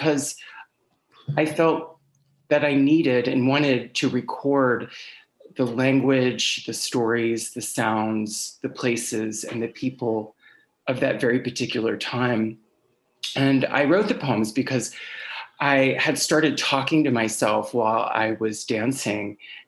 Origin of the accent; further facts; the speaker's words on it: Blue Ridge Mountains in Virginia, United States; now in New York City, United States; I grew up in the Blue Ridge Mountains in Virginia, and for the past 20 years, I've lived in New York City